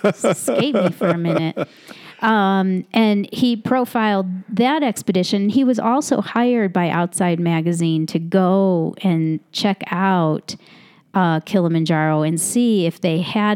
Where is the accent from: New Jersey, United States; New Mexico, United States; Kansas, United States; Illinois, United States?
Illinois, United States; Chicago; now in Mono County, United States; growing up in Chicago